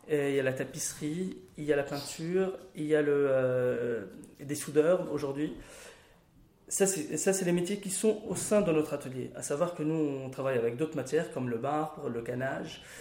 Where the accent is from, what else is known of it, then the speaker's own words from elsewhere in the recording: Bechabab, Mount Lebanon, Lebanon; born there; je suis né à Bechabab, C'est un village qui est à 20 km de Beyrouth.